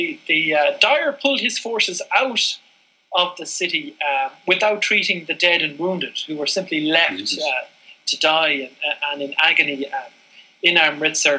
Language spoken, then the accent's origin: English; Ireland; as Irish people